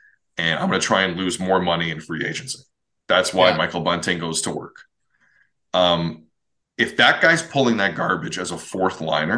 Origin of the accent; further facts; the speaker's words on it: Mississauga, Ontario, Canada; I'm from Mississauga.